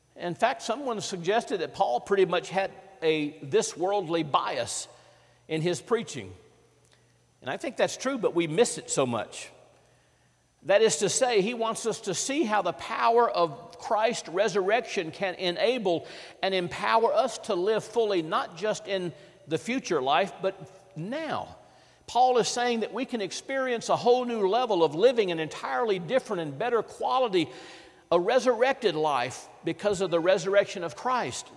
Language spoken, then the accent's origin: English; Vicksburg, Mississippi, United States; in my hometown of Vicksburg, Mississippi